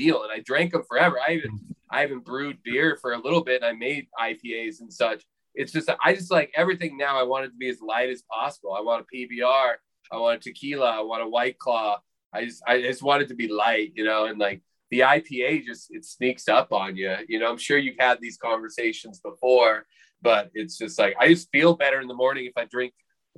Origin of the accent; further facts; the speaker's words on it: Portland, Oregon, United States; I'm from Portland too